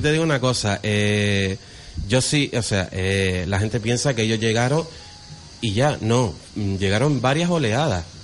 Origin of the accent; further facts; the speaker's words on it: Gran Canaria, Canary Islands, Spain; nosotros somos canarí, los de Gran Canaria